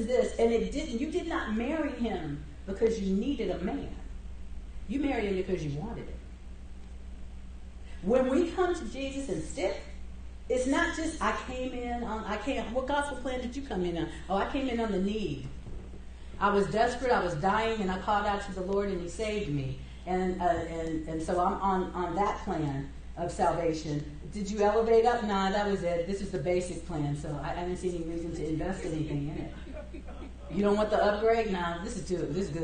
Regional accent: United States; they know we're American

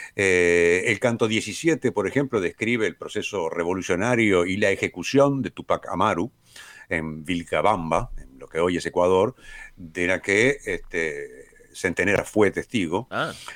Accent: Uruguay; los uruguayos somos argentinos

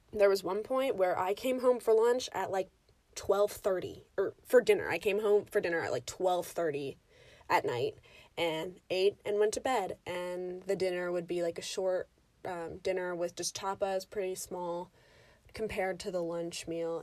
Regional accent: United States; being an American in the United States

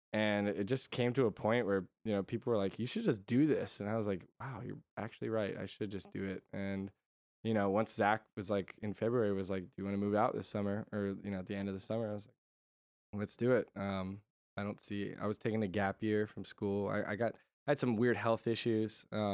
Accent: Connecticut, United States; Yeah. So I, I'm from Connecticut.

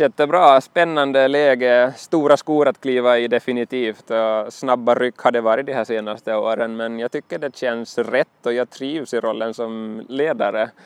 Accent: Nykarleby, Ostrobothnia, Finland; also born or lived in Pedersöre; Nykarleby i Österbotten är min hemort egentligen, jag, eller jag är född i Pedersöre

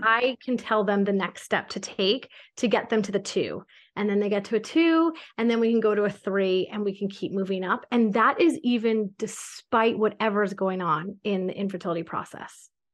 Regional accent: Connecticut, United States; moved away as an adult; also born or lived in New York City / the South (US); now in United States (suburbs of the South); I grew up in Connecticut

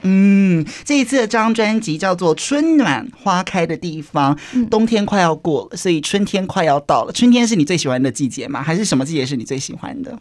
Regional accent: Kaohsiung, Taiwan; 我是高雄人

